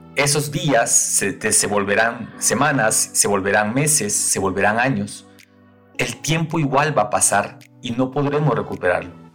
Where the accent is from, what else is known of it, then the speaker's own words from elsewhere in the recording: Guatemala; now in Quito, Ecuador; soy guatemalteco de nacimiento y ecuatoriano de corazón